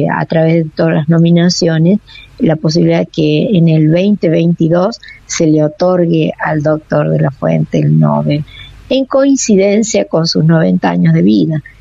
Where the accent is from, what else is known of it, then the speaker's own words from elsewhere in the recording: La Rioja, Argentina; nosotros como riojanos